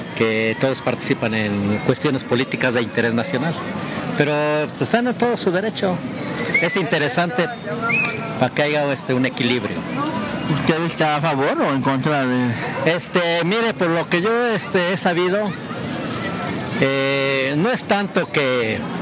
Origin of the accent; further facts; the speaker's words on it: Mexico; soy mexicano al 100%